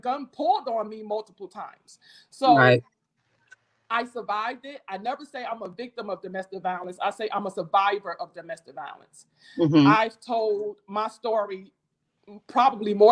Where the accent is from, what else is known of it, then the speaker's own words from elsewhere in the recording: Jersey City, New Jersey, United States; moved away as an adult; also born or lived in Baltimore; now in DMV area, United States; I'm not from the DMV area. I was born and raised in Jersey City, New Jersey.